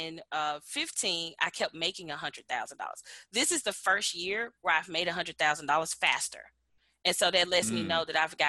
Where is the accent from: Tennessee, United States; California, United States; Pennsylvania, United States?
Tennessee, United States; Memphis; moved away as an adult; now in Atlanta, United States; I'm from Memphis, Tennessee. I currently live in Atlanta, Georgia.